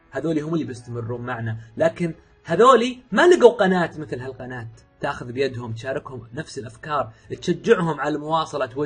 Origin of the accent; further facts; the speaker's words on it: Riyadh, Riyadh Province, Saudi Arabia; من مواليد الرياض عام 1980 1400 سعودي اموت في السعوديه